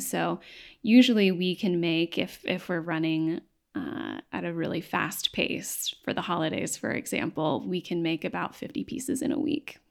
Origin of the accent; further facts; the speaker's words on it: Knoxville, Tennessee, United States; now in Nashville, United States; I grew up in Knoxville